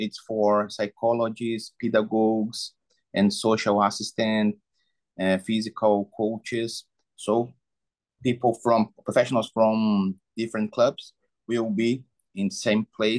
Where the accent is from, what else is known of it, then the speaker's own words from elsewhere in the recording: Brazil; I'm from Brazil.